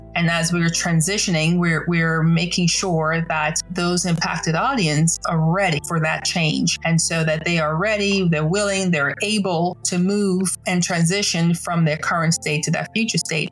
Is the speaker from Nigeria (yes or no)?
no; Nassau, New Providence, Bahamas; now in United States; I'm originally from Nassau, Bahamas